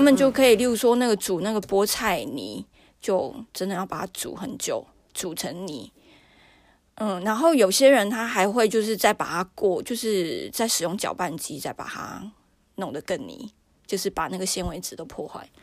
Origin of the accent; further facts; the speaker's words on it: Taiwan; 就是有我台湾人